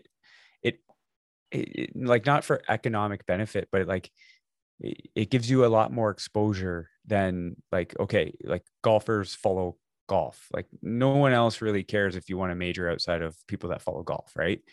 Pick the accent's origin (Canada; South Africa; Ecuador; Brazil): Canada; as a Canadian